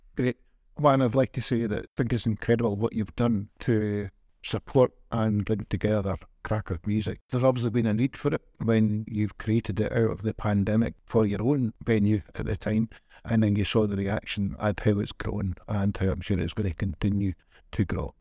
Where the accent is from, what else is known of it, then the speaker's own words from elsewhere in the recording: Scotland, United Kingdom; now in Kraków, Poland; I'm Scottish